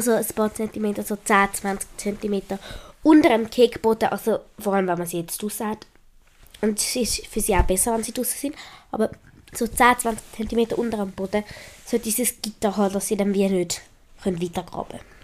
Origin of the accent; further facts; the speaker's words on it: Switzerland; accent: Swiss German; ich kann besser Schweizerdeutsch reden als Hochdeutsch